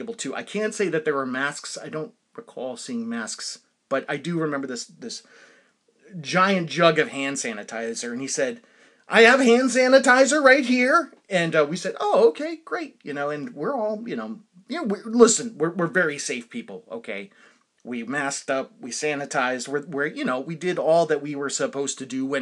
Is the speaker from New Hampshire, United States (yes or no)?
yes; New Hampshire, United States; I'm from New Hampshire.